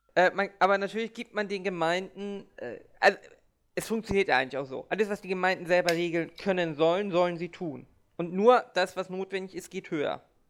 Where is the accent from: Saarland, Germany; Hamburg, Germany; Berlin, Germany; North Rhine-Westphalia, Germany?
Hamburg, Germany; Ich bin ja auch Hamburger